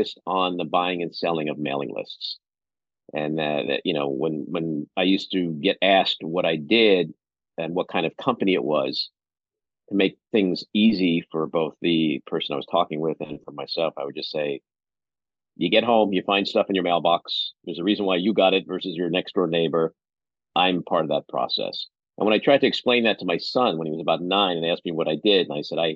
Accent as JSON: {"language": "English", "town": "New York City", "region": "New York", "country": "United States", "tie": "born or raised there", "said": "I grew up in Far Rockaway, Queens, literally a stone's throw from the beach."}